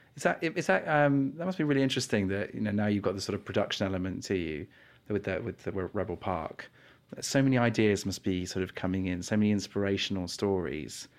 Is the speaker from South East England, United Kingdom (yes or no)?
yes; New Forest, South East England, United Kingdom; I'm from the New Forest